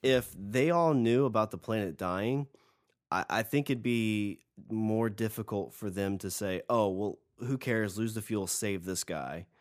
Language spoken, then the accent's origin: English; United States; I'm an American